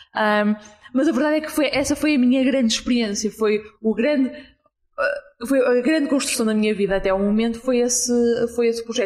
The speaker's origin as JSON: {"language": "Portuguese", "town": "Porto", "region": "Norte", "country": "Portugal", "said": "27 anos, ah, sou do Porto"}